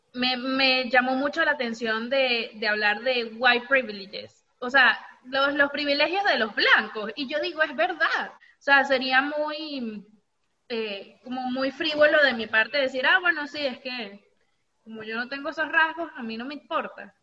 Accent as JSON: {"language": "Spanish", "country": "Venezuela", "tie": "born or raised there", "said": "yo crecí toda mi vida en Venezuela"}